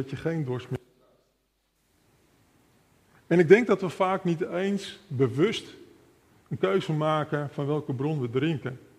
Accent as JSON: {"language": "Dutch", "town": "Almere", "region": "Flevoland", "country": "Netherlands", "tie": "born or raised there", "also_born_or_lived": "Amsterdam", "said": "ik ben geboren in Amsterdam, opgegroeid in de Flevolpolder in Almere."}